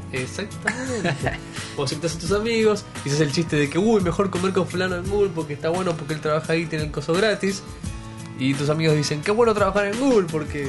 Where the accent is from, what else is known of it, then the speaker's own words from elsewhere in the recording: Argentina; Yo soy argentino